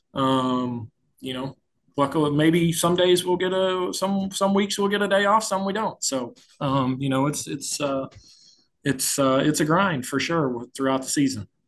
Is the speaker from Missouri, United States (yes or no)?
yes; St. Louis, Missouri, United States; growing up in St. Louis